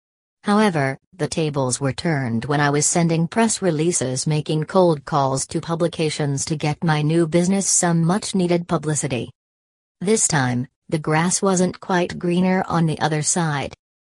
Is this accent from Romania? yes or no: no; Malaysia; moved away as an adult; now in Melbourne, Australia; I am originally from Malaysia but have been living in Australia for 11 years.